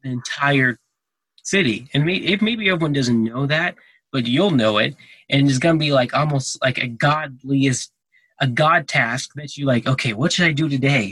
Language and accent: English; Texas, United States; now in Colorado, United States; I was born in Texas